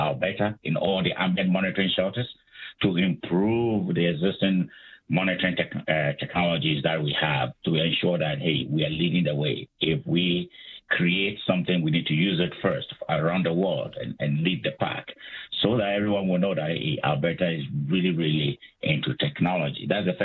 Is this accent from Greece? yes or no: no; Ghana; moved away as an adult; also born or lived in United States / Calgary, Canada; I'm from Africa. I'm from Ghana. I did my undergraduate studies in Ghana